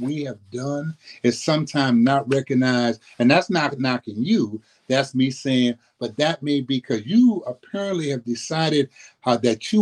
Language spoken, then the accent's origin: English; New Orleans, Louisiana, United States; now in Sacramento, United States; I grew up in New Orleans, grew up in the Seven Ward, St. Bernard Projects in New Orleans